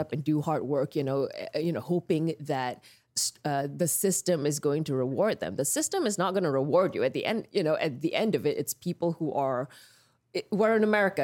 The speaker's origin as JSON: {"language": "English", "town": "Petaling Jaya", "region": "Selangor", "country": "Malaysia", "tie": "born or raised there", "moved": "as an adult", "lives_now": "United States", "said": "I grew up in Malaysia in this town called Petaling Jaya"}